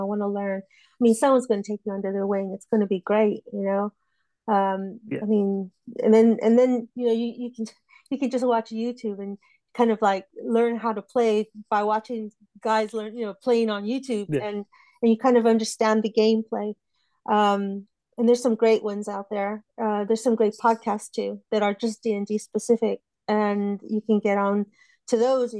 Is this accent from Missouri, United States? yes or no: no; Texas, United States; now in United Kingdom; Texas. Yeah, but I'm British now, so.